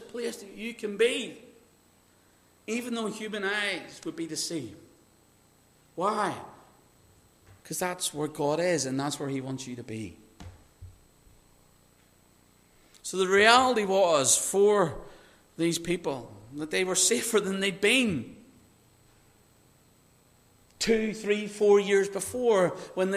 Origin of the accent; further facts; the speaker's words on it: Northern Ireland, United Kingdom; I grew up in Northern Ireland